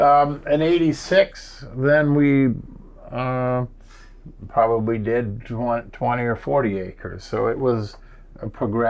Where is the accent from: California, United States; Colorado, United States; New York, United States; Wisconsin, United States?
Wisconsin, United States; Beaver Dam; born or raised there